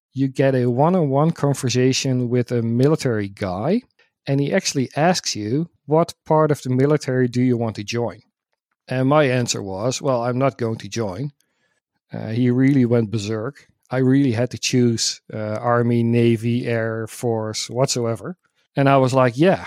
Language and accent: English; Netherlands; I'm from the Netherlands